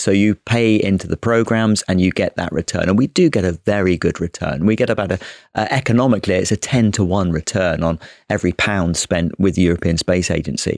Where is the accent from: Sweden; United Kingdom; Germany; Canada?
United Kingdom; the Brit officer who joined